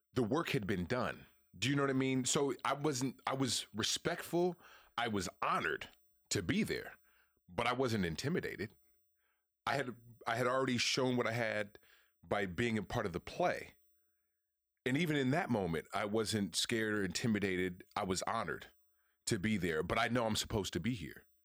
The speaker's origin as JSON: {"language": "English", "town": "Oakland", "region": "California", "country": "United States", "tie": "born or raised there", "moved": "yes", "said": "growing up in Oakland"}